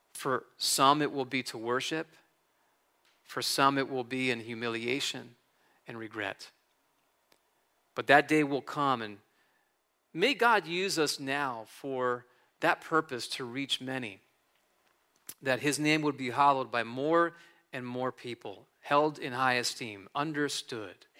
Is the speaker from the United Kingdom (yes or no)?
no; New Jersey, United States; moved away as an adult; also born or lived in California; I was born and raised in North Jersey, so I'm, I'm a Jersey guy through and through.